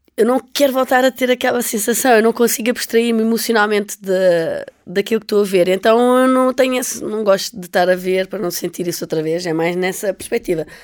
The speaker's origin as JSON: {"language": "Portuguese", "town": "Almada", "region": "Lisbon", "country": "Portugal", "tie": "born or raised there", "said": "eu cresci, eu nasci em Lisboa, uh, nasci em Almada, portanto estava muitas vezes na costa da Caparica"}